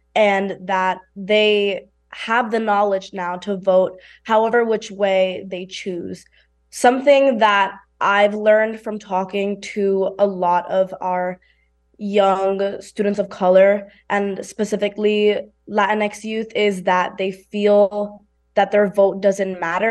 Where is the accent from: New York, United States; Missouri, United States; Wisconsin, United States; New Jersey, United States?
New York, United States; New York City; I come from New York City, which we know is a very highly industrial space